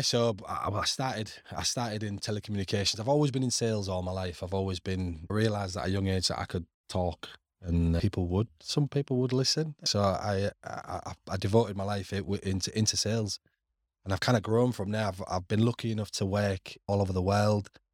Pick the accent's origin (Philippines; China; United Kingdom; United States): United Kingdom; Hull, Yorkshire and the Humber; moved away as an adult; also born or lived in Middle East; now in Canada; on Council Estate where I grew up on Cavill Place.